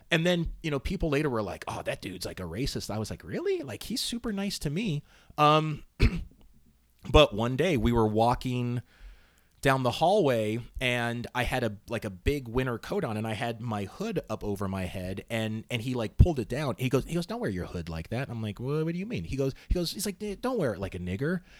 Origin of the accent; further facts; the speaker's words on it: Northern Virginia, United States; also born or lived in Southern California; where I grew up in Northern Virginia